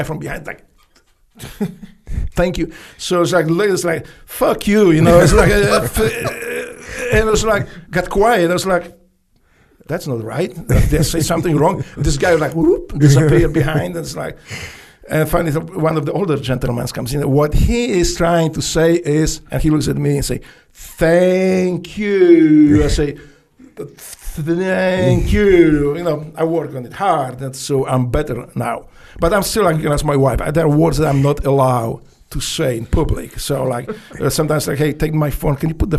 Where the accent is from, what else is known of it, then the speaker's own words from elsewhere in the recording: Poland; English is a second language; moved away as an adult; also born or lived in Memphis, United States; now in United States; I grew up in Poland.